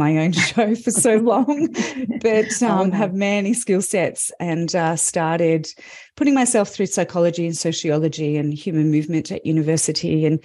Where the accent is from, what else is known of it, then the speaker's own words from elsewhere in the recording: Melbourne, Victoria, Australia; I'm from Melbourne, Australia